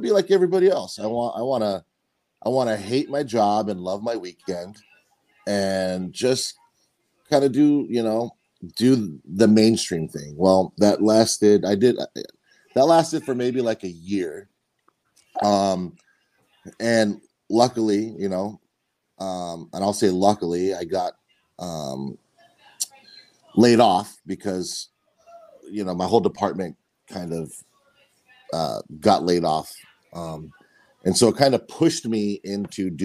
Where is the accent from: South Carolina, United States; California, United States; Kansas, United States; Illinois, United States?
California, United States; San Diego; also born or lived in Midwest / Utah; I was born and raised in San Diego